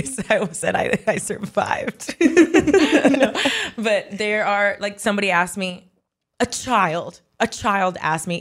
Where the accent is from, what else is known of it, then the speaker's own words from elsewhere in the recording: Miami, Florida, United States; moved away; I grew up in Miami